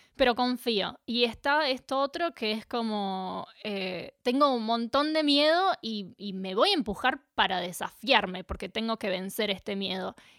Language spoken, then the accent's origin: Spanish; Capilla del Monte, Córdoba, Argentina; moved away as an adult; also born or lived in Buenos Aires, Argentina / New Zealand; now in Melbourne, Australia; crecí en Capilla del Monte, en Córdoba, en Argentina